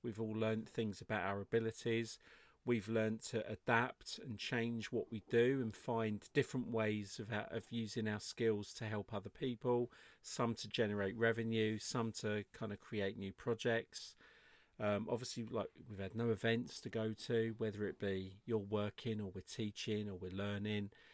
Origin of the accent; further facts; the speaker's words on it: England, United Kingdom; I'm English